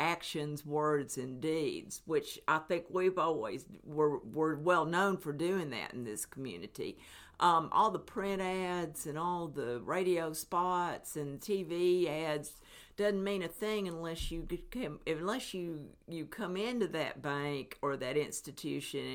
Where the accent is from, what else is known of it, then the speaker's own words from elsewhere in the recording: Athens, Tennessee, United States; also born or lived in Niota, Tennessee / Knoxville, Tennessee; I was born and bred in Athens, Tennessee. Actually, I was born in Epperson Hospital in Athens, but my family lived in Niota, Tennessee